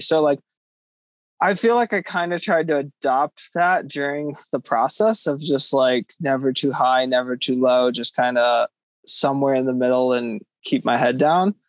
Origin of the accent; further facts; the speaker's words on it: Conestoga area, Pennsylvania, United States; a race in my hometown the conestoga trail run